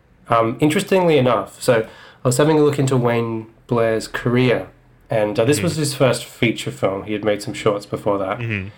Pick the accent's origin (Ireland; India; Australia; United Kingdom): Australia; So of all the films I could have selected, I chose one from my home country.